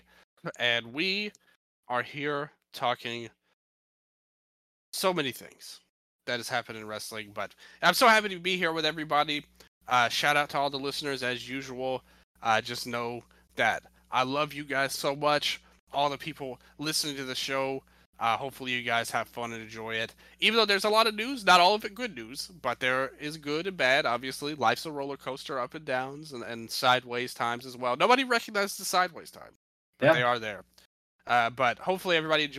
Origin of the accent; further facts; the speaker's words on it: Memphis, Tennessee, United States; I'm from Memphis, Tennessee. That's my hometown